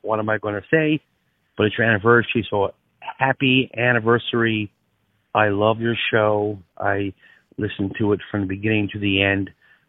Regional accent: Newfoundland and Labrador, Canada; moved away; I am from Newfoundland originally. I messaged Matthew one time because I'm the original Inuit Newfie Jew.

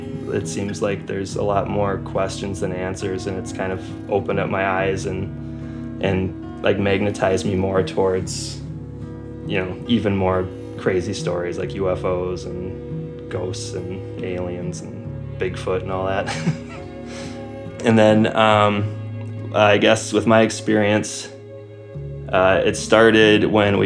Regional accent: Wisconsin, United States; I was born and raised in Wisconsin.

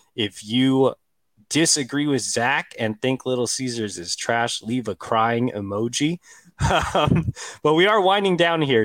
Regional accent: Texas, United States; I'm from Texas

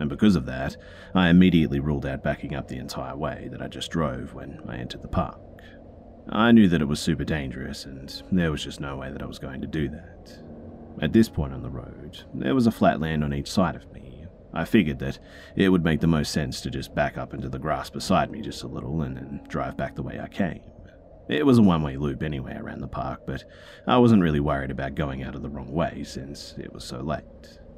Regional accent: the South, United States; I grew up in the South. Tons and tons of beautiful places to see that haven't been taken over by concrete yet.

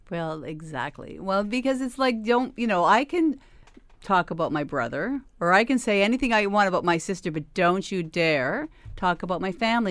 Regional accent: Hamilton, Ontario, Canada; we're from Hamilton, we work hard in Hamilton, we will always be from Hamilton

